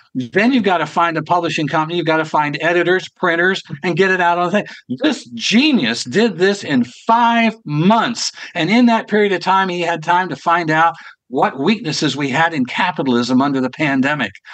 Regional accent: Ohio, United States; It happened to be Columbus, Ohio, as a matter of fact, which is my home state.

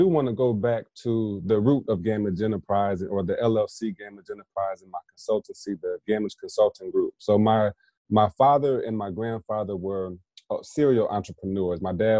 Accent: Indiana, United States; now in South Carolina, United States; I'm in South Carolina now and have some folks I'm looking to work with in Indiana as well, back in my hometown.

